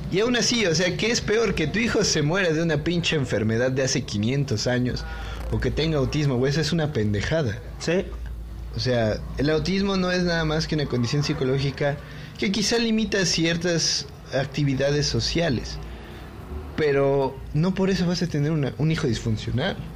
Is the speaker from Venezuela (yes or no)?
no; Mexico; O sea, yo acepto que pues somos Mexi hay mexicanos güeros, hay mexicanos los afrodescendientes, o sea, hay de todo, ¿no?